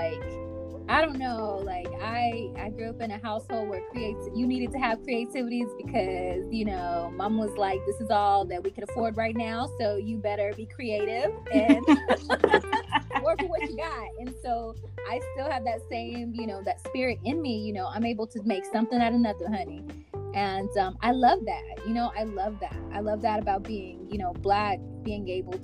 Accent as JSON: {"language": "English", "region": "Kinshasa", "country": "DR Congo", "said": "I'm from Congo, Kinshasa"}